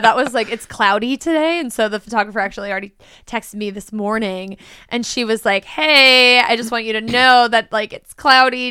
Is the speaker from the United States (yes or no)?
yes; United States; as an American